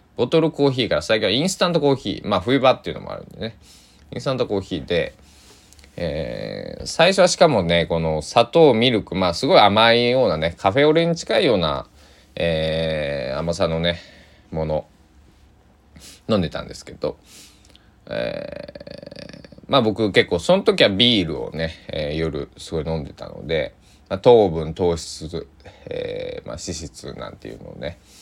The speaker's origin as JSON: {"language": "Japanese", "region": "Kochi", "country": "Japan", "tie": "born or raised there", "said": "僕は生まれ育った高知県"}